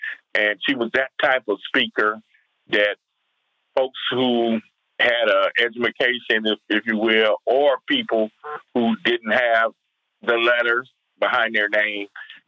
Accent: Compton, California, United States; Growing up in Compton, California

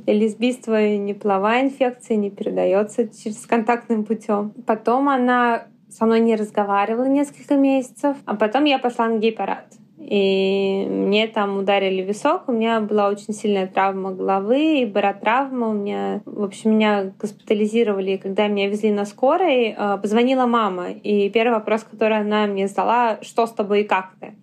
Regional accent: Yaroslavl, Yaroslavl Oblast, Russia; first language Russian; now in Moscow, Russia; Я из Ярославля

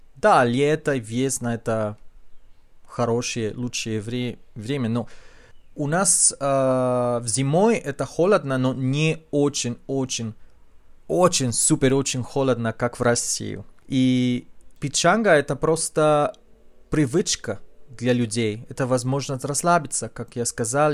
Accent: Chile; Russian is a second language; в нашем диалекте испанского языка есть, конечно, много слов на языке кечуа

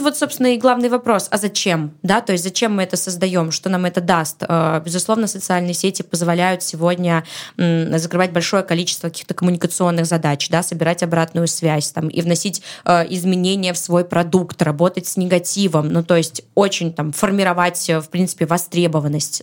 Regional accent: Saint Petersburg, Russia; я родилась в Петербурге

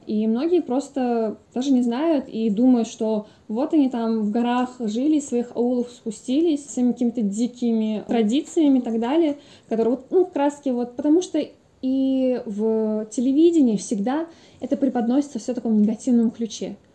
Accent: Dagestan, Russia; Я из Дагестана

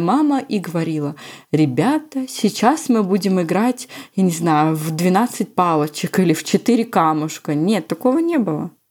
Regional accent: Moscow Oblast, Russia; У нас так говорили в Московской области, где я провела все свое детство.

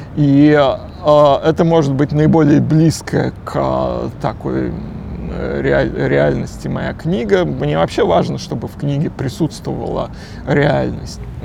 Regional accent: Moscow, Russia; Я родился на Где? окраине. А, район Кузьминок, Рязанский проспект

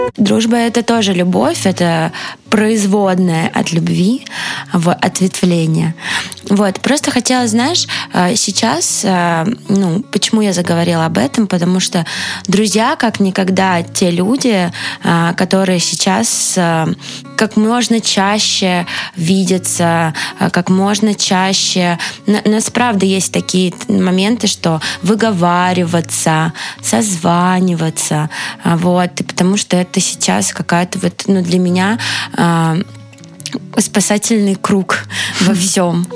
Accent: Moscow, Russia; я из Москвы, но сердцем из Петербурга

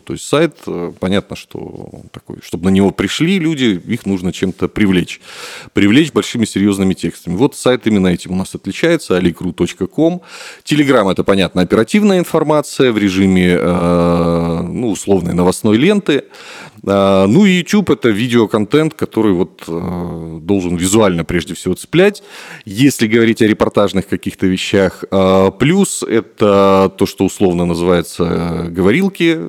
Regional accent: Khabarovsk, Khabarovsk Krai, Russia; moved away as an adult; now in Armenia; Я сам из Хабаровска, это Дальний Восток

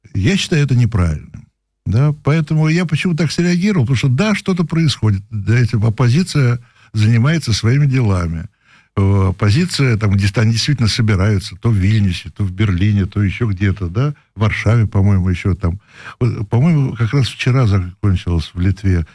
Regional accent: Moscow, Russia; also born or lived in Prague; Я москвич.

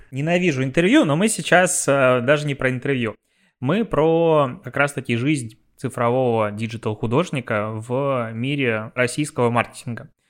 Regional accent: Pinsk, Brest Region, Belarus; я из Пинска

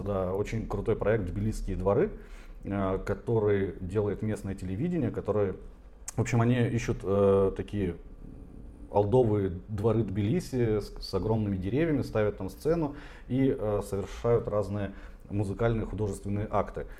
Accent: Tomsk, Tomsk Oblast, Russia; moved away as an adult; now in Georgia; я из Томска, э, хотя родился еще дальше.

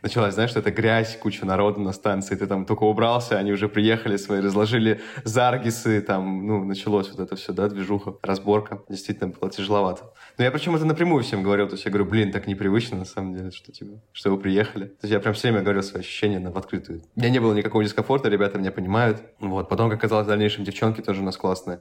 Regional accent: Saint Petersburg, Russia; я, в принципе, из Петербурга

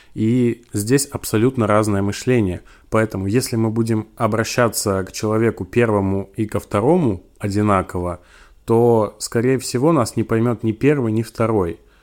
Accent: Siberia, Russia; я из Сибири

